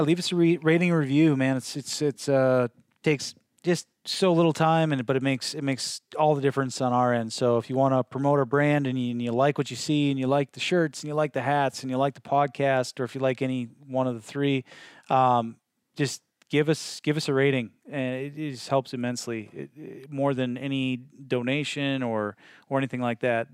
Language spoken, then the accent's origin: English; Midwest, United States; now in Northwest, United States; I'm from the Midwest